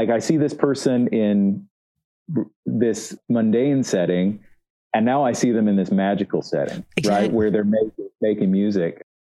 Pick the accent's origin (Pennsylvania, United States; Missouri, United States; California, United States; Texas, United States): Missouri, United States; also born or lived in Kansas City / Memphis, Tennessee / Northwest Mississippi / Southern Arkansas; Yeah, so I grew up in Southeast Missouri mostly. I also lived a little bit in the Kansas City area and then in the Memphis, Tennessee area, Northwest Mississippi, to be exact. And in Southern Arkansas.